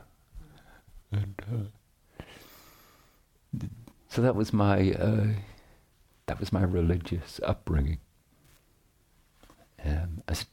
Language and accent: English; Northern Ireland, United Kingdom; I grew up in Northern Ireland